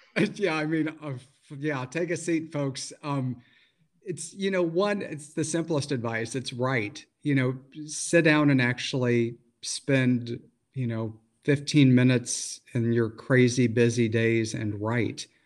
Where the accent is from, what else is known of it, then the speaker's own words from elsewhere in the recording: Missouri Ozarks, United States; moved away; also born or lived in Michigan; I grew up in the Missouri Ozarks before I moved to Michigan